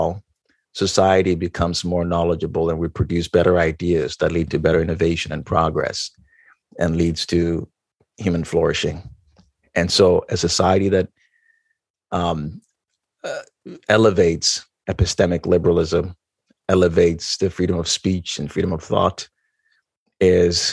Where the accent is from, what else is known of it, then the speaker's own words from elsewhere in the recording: Ghana; moved away; I grew up in Ghana, West Africa